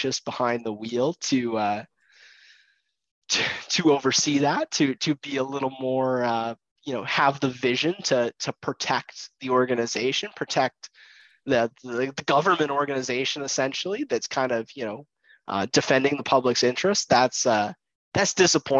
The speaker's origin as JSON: {"language": "English", "town": "Vancouver", "region": "British Columbia", "country": "Canada", "said": "as we're both from Vancouver"}